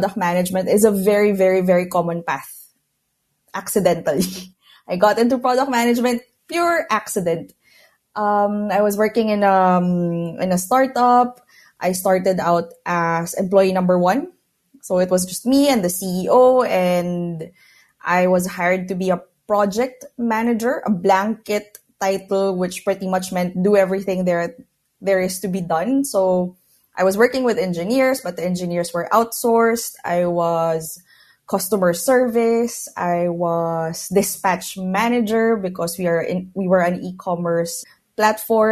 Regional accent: Philippines; moved away as an adult; now in Barcelona, Spain; I'm originally from Philippines, but now I'm based in Barcelona. I moved here about 8 years ago.

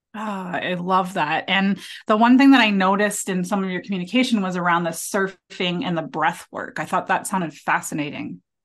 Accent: Ontario, Canada; I'm from Ontario too

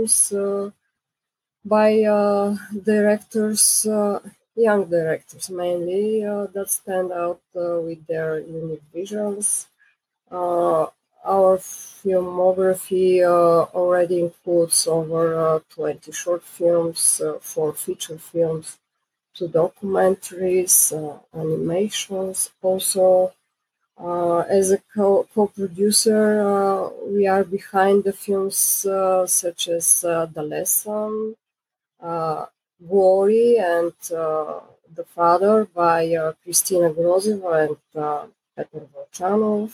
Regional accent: Bulgaria; I'm a producer from Bulgaria.

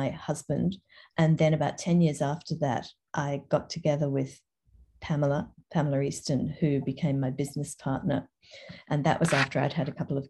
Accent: Toowoomba, Queensland, Australia; also born or lived in England / Brisbane / Paris / Sydney; I was born in England and we were 10-pound poms. I came to Australia when I was six and have lived here almost ever since. Grew up in Toowoomba

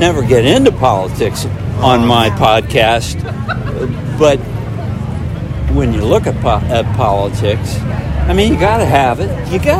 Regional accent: Indiana, United States; moved away; also born or lived in suburban Philadelphia; I grew up in Indiana.

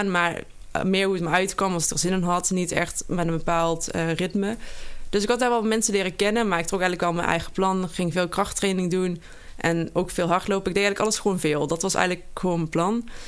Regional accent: Geleen, Limburg, Netherlands; Nou, ik kom uit Geleen oorspronkelijk. Daar ben ik gebogen en opgegooid.

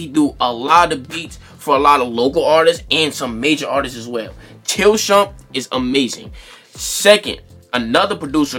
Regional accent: East Coast, United States; being that we're from the East Coast

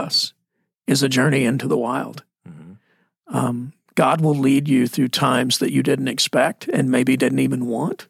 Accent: Texas, United States; now in Arizona, United States; I'm Texan. Texas Arizonian

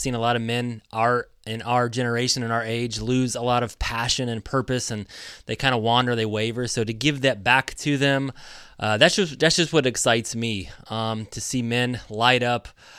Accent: Indiana, United States; So I grew up in Indiana. I was a basketball player, so I wanted to be an athlete, to be a basketball player.

